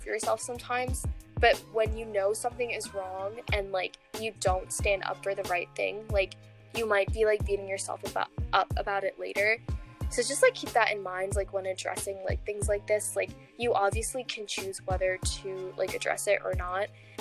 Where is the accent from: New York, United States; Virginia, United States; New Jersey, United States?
Virginia, United States; also born or lived in Colorado